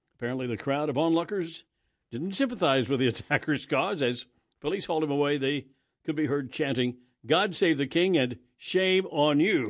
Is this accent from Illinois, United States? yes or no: no; Kansas, United States; as a kid growing up in Kansas, and I was all over Western Kansas with my, my family